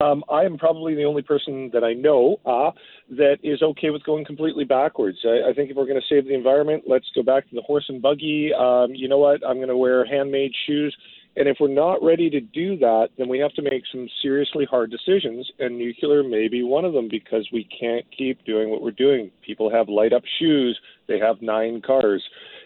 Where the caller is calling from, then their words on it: Vancouver, British Columbia, Canada; I'm calling from Vancouver, actually.